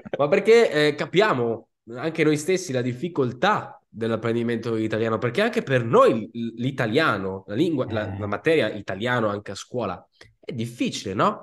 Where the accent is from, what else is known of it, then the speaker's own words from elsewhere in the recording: Sicily, Italy; Io sono siciliano